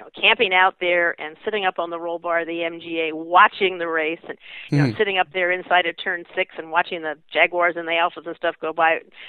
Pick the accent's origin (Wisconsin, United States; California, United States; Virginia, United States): California, United States; Pasadena; I grew up in Southern California, actually in Pasadena. My parents were both born here.